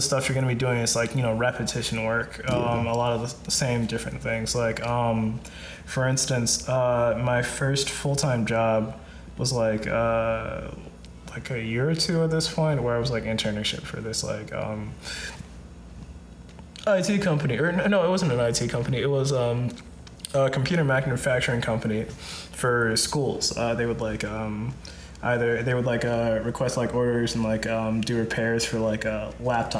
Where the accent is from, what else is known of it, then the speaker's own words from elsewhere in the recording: Minnesota, United States; We're originally from Minnesota